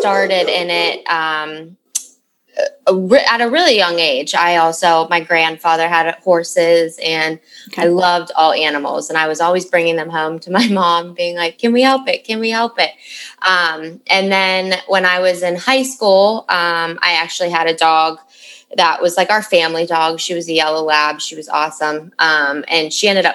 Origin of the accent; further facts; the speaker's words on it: Western Pennsylvania, United States; moved away as an adult; also born or lived in Caribbean; I grew up in Western PA, so Pennsylvania